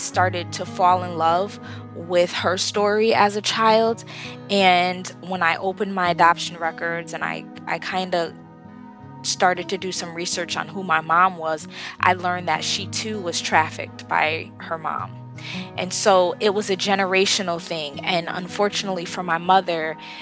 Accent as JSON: {"language": "English", "town": "Bridgeport", "region": "Connecticut", "country": "United States", "tie": "born or raised there", "said": "I am actually from Bridgeport, Connecticut"}